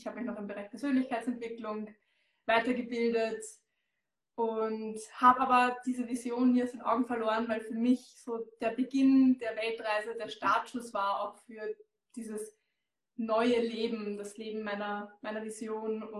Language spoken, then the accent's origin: German; Austria; Ich komme aus Österreich, wie man hört. Ich habe mein Unternehmen in Baden bei Wien.